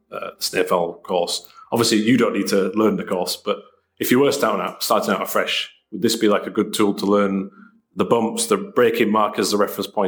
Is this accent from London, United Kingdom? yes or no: no; Leeds, Yorkshire and the Humber, United Kingdom; I'm from Leeds in the north of England in Yorkshire.